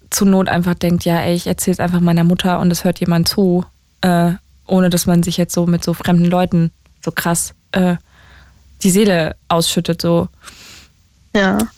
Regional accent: Berlin, Germany; aus Berlin-Zehlendorf.

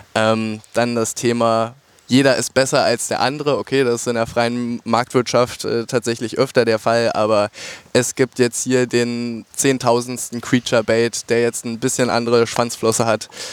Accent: near the border with Brandenburg, Saxony-Anhalt, Germany; ich komme hier aus der Ecke tatsächlich. Sachsen-Anhalt zur Grenze zu Brandenburg

